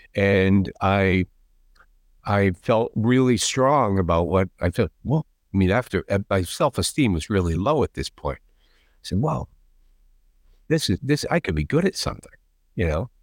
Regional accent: outside of Boston, Massachusetts, United States; I grew up right outside of Boston

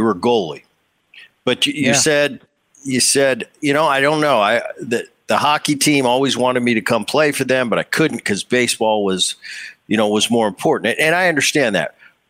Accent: New Jersey, United States; I grew up before high school. I grew up in Jersey.

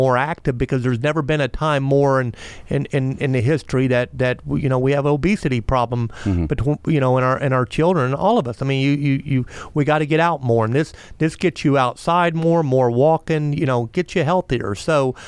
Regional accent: Melbourne, Florida, United States; I grew up here, I'm from here, I love my hometown

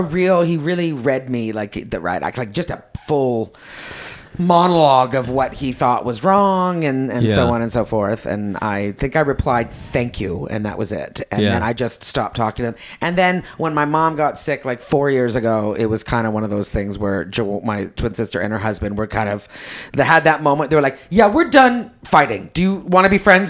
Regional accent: Quebec, Canada; I'm a Quebecer

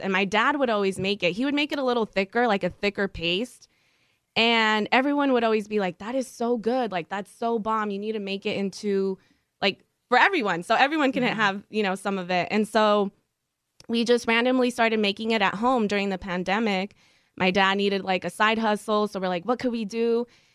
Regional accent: Victorville, California, United States; moved away as an adult; also born or lived in Torrance / San Pedro; now in Los Angeles, United States; So we moved to the desert. I graduated Silverado High School in Victorville

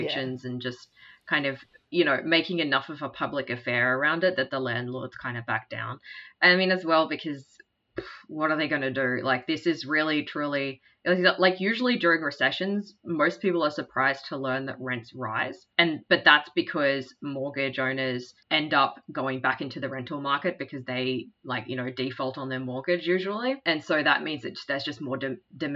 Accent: Cairns, Queensland, Australia; I'm from Cairns

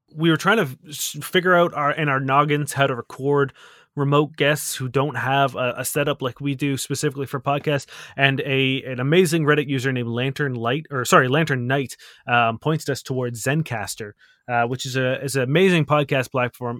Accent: Canada; you're talking to a Canadian

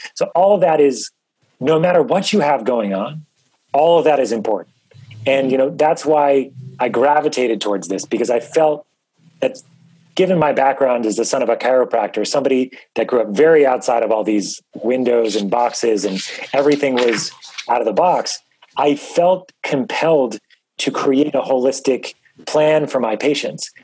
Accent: New York, United States; I grew up in New York

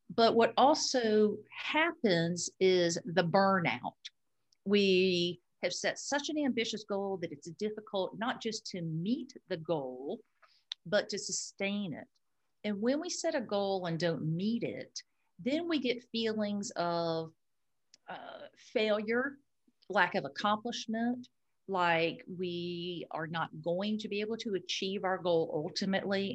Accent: Florida, United States; I am a Florida native, a very proud Florida native

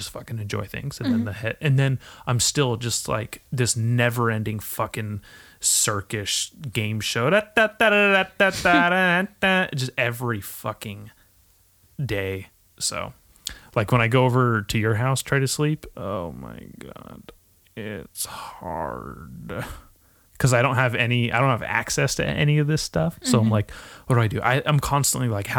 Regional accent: Nipomo, California, United States; moved away; the places I grew up in Napomo

